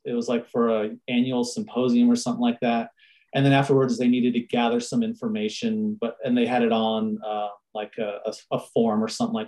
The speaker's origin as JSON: {"language": "English", "town": "San Diego", "region": "California", "country": "United States", "tie": "born or raised there", "moved": "as an adult", "lives_now": "Fort Collins, United States", "said": "I was born and raised in San Diego. And then in 2007, I moved from San Diego to Fort Collins, Colorado"}